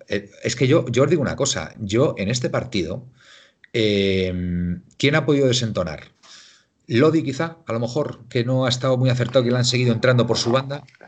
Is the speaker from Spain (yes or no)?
yes; Castile, Spain; Yo soy castellano, me considero castellano